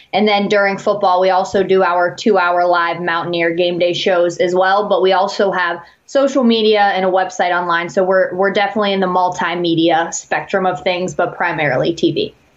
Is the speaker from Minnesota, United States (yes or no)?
no; New Manchester, West Virginia, United States; I'm from a little town called New Manchester, uh, West okay. Virginia. It's in Hancock County